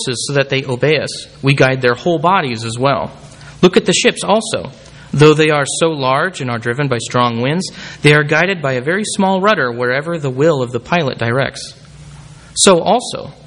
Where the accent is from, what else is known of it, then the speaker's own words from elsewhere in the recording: Bakersfield, California, United States; moved away; Kern County is my home county. I'm from Bakersfield